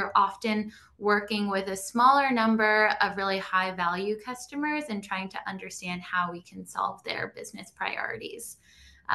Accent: Long Island, New York, United States; I grew up on Long Island, a couple hours outside of New York City

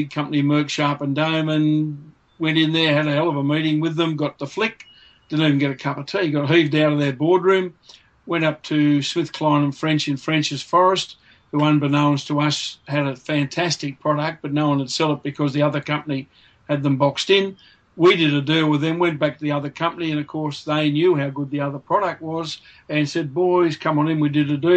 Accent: Grenfell, New South Wales, Australia; when I was growing up in Grenfell and I took over the family business

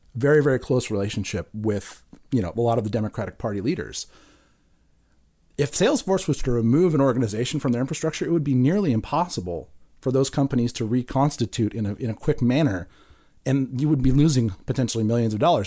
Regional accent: Santa Cruz, California, United States; growing up in Santa Cruz

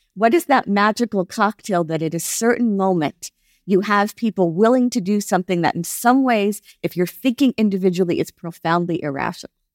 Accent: United States; I'm an American Jew

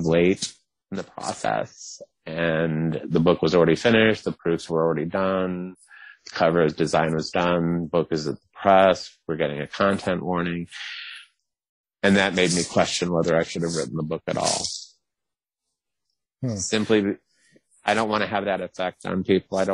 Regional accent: the South, United States; I'm from the South

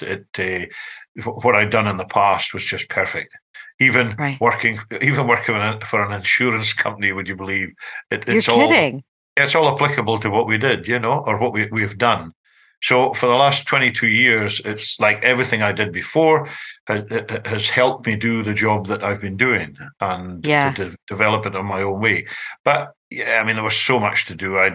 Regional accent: Scotland, United Kingdom; I'm the Scottish guy

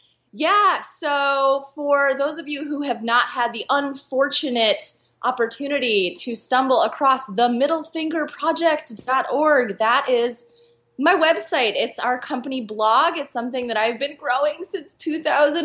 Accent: Philadelphia, Pennsylvania, United States; also born or lived in Costa Rica / Chile; my hometown of Philadelphia

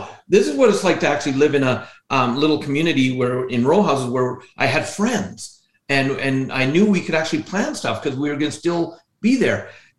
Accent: British Columbia, Canada; born there; Yeah, I was born in British Columbia, the province of British Columbia.

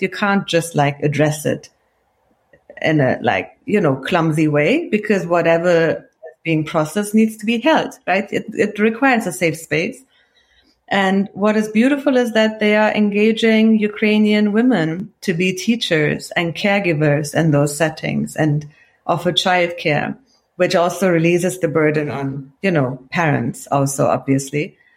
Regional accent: Cologne, North Rhine-Westphalia, Germany; accent: Kölsch; moved away as an adult; also born or lived in Iran; now in United States; you could have the thickest local Kölsch accent like I have

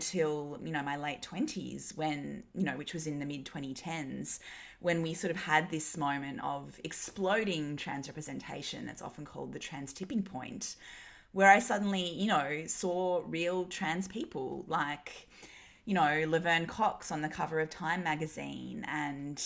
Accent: Newcastle, New South Wales, Australia; I grew up in Newcastle in the 90s and early 2000s. It was a super like white, straight, you know, kind of Aussie white bread culture

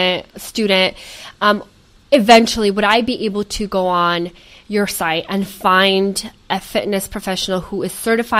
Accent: Portland, Oregon, United States; I am originally from Portland, Oregon.

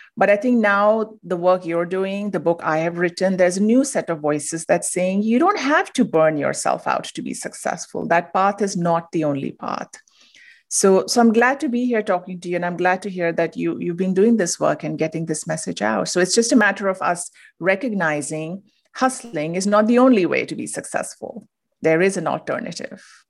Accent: India; moved away as an adult; now in United States; I'm originally from India. I moved to the U S

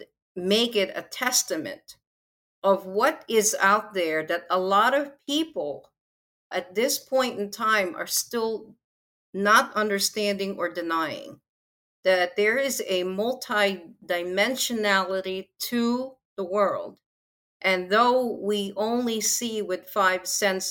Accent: Philippines; I'm from the Philippines

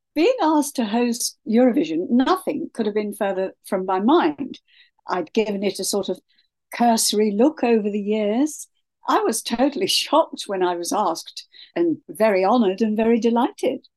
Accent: Kent, South East England, United Kingdom; moved away; also born or lived in Sydney, Australia; I am English, born in Kent

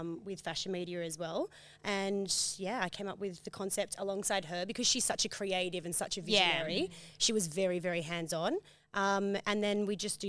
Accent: Berry or Gerringong, New South Wales, Australia; I'm actually from Berry or Gerringong, so it's about 2 hours from Sydney.

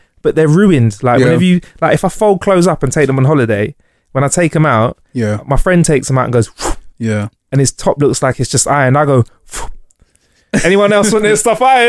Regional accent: United Kingdom; I'm British.

